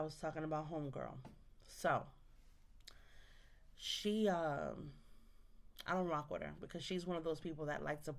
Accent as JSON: {"language": "English", "town": "New York City", "region": "New York", "country": "United States", "said": "I'm from New York. I'm from the Bronx."}